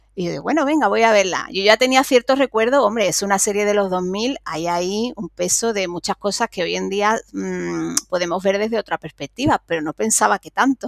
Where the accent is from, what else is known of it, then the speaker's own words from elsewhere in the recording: Cádiz, Andalusia, Spain; que soy de Cádiz y que tenemos los carnavales